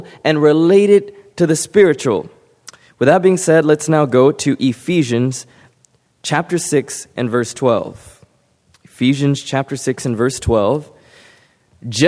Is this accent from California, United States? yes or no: yes; California, United States; beautiful Pacific Ocean that I grew up by in California